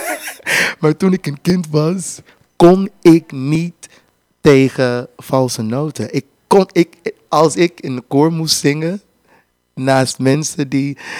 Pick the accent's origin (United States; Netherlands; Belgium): United States; Houston, Texas; Dutch is a second language; moved away as an adult; also born or lived in Louisiana / Germany; ik ben Louisiana geboren, dat, dat is daarnaast. maar in Houston, Texas opgegroeid.